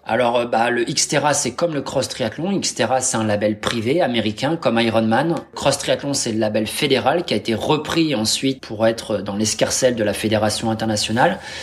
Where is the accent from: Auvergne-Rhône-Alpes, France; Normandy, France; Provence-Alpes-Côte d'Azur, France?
Normandy, France; je suis normand ascendant viking